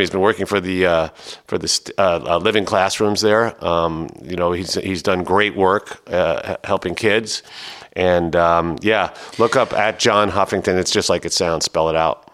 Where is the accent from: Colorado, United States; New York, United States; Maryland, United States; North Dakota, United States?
New York, United States; New York City; I was born in New York City